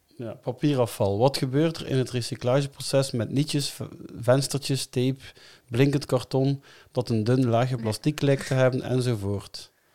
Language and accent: Dutch; Melle, Flanders, Belgium; ik ben van Melle